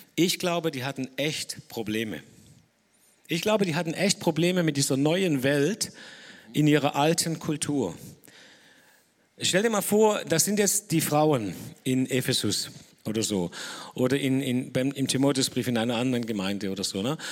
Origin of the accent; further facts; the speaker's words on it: Dettingen an der Erms, Baden-Württemberg, Germany; ich bin aus Nettingen, Ermstal